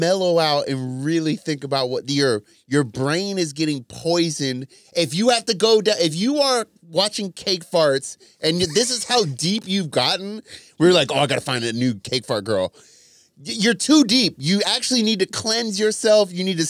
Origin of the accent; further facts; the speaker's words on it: Ontario, Canada; Just say you're Canadian. I grew up in Ontario.